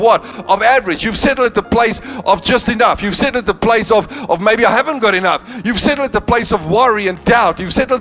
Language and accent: English; Northern Cape, South Africa; now in Cape Town, South Africa; I come from the Northern Cape. The highest thing we had there was a flyover